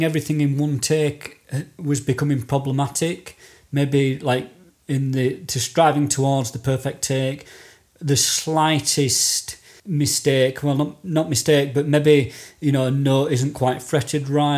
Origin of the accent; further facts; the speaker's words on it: United Kingdom; as a Brit